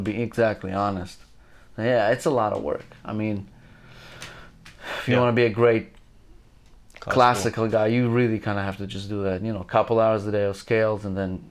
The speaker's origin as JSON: {"language": "English", "country": "Israel", "tie": "born or raised there", "also_born_or_lived": "Azerbaijan", "moved": "yes", "said": "I grew up in Israel"}